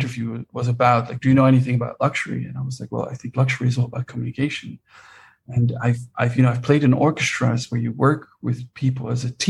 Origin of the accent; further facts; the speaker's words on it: Netherlands; I was born in Holland and did my musical studies at the Royal Conservatoire of Music